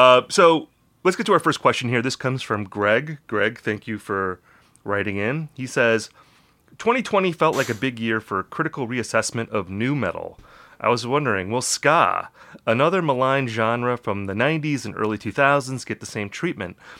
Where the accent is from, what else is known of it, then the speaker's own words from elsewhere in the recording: Appleton, Wisconsin, United States; I'm from Appleton, Wisconsin